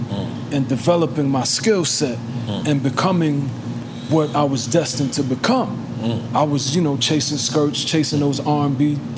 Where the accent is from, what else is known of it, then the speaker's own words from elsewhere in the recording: New York City, New York, United States; I'm from Brooklyn, too.